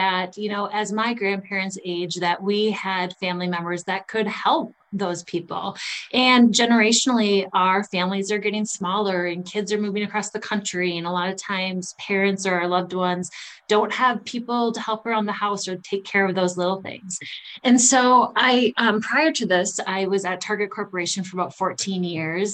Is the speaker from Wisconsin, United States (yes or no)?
yes; Prescott, Wisconsin, United States; moved away as an adult; also born or lived in St. Cloud, Minnesota; now in Arden Hills, United States; I'm from Western Wisconsin, a little town called Prescott, Wisconsin. Grew up with my parents.